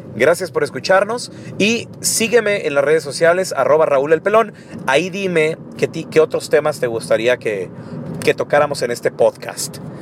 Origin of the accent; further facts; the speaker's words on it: Chihuahua, Mexico; yo no conocía a nadie de fuera de Chihuahua